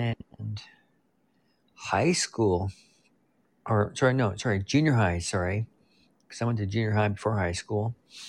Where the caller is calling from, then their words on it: Prince George, British Columbia, Canada; I'm calling from Prince George, BC, Canada.